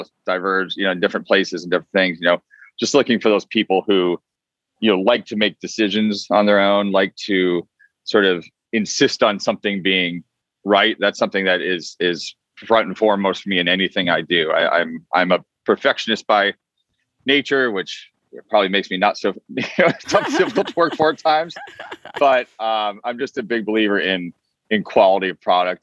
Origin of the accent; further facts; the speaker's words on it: Vermont, United States; also born or lived in Boston, Massachusetts; now in Los Angeles, United States; I was born in Boston and I grew up quite a bit in Vermont